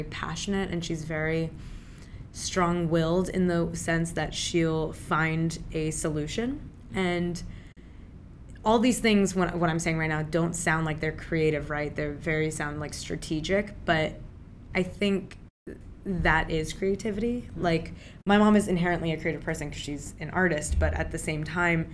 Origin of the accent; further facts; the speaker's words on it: Maryland, United States; first language Urdu; also born or lived in Pakistan / Virginia / Richmond, Virginia; now in Brooklyn, United States; I was born in Pakistan, raised in Maryland and Virginia.